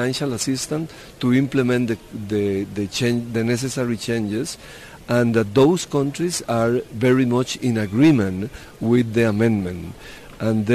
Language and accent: English; Costa Rica; Costa Rica, which is my hometown, my home country